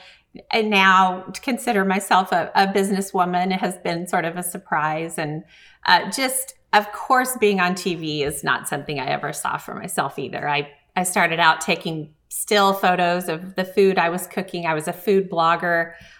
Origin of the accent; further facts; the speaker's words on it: Bartlesville, Oklahoma, United States; also born or lived in Los Angeles / Pawhuska, Oklahoma; when I was growing up in Bartlesville. To me, Bartlesville, Oklahoma was a tiny town